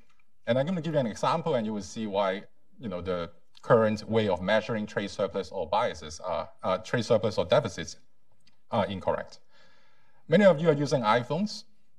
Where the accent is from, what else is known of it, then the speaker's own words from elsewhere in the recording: Hong Kong; also born or lived in Boston, United States; now in United States; I was born and raised in Hong Kong. I got my postgraduate education